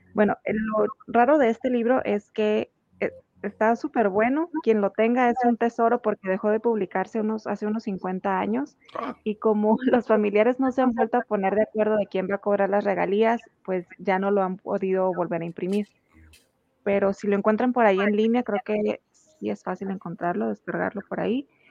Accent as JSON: {"language": "Spanish", "town": "Tijuana", "region": "Baja California", "country": "Mexico", "tie": "born or raised there", "said": "todas las personas que somos originarias de Tijuana"}